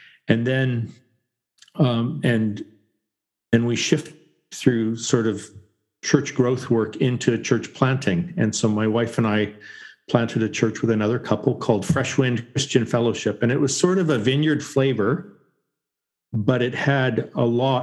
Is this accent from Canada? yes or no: yes; Canada; I grew up in Canada in a conservative Baptist church, and I was there until I was 20